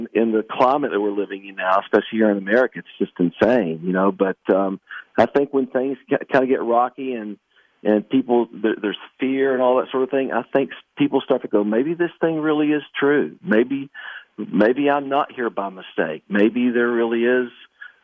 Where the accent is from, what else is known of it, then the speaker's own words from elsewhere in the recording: Canova, West Virginia, United States; my hometown of Canova, West Virginia